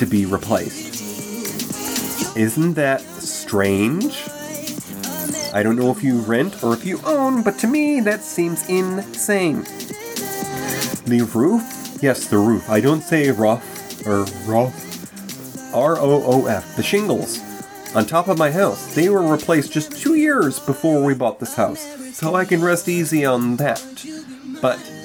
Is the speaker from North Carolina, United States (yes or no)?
no; New York, United States; moved away; also born or lived in Texas / California / Colorado; returning to my home state of New York